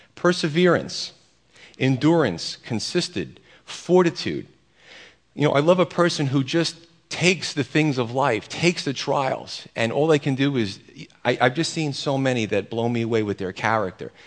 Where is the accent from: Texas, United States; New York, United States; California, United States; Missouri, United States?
New York, United States; I'm an Italian from New York